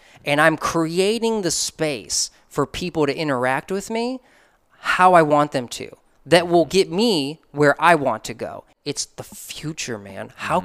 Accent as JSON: {"language": "English", "town": "Chicago", "region": "Illinois", "country": "United States", "said": "I'm from Chicago. MJ all day."}